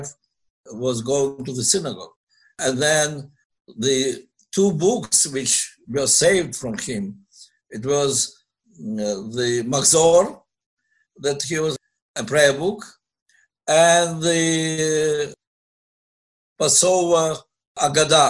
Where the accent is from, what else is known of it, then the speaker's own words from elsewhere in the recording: Donetsk, Donetsk Oblast, Ukraine; moved away as an adult; now in Jerusalem, Israel; I was born in the city of Stalino, later called Donetsk, in Ukraine.